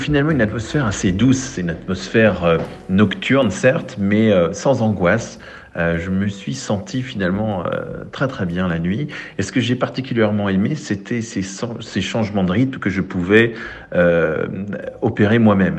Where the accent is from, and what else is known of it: Switzerland